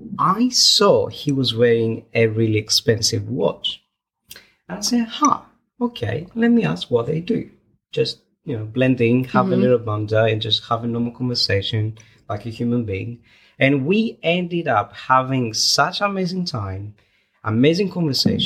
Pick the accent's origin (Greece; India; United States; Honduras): Greece; now in United Kingdom; we are from Greece.